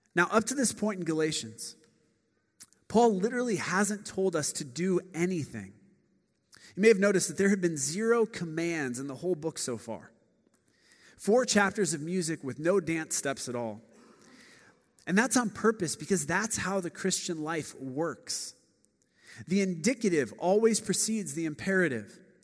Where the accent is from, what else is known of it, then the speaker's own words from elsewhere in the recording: Akron, Ohio, United States; now in Chicago, United States; I grew up in Akron, Ohio